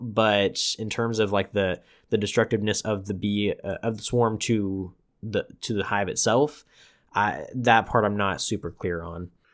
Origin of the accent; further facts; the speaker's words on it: Tulare, California, United States; my hometown, Tulare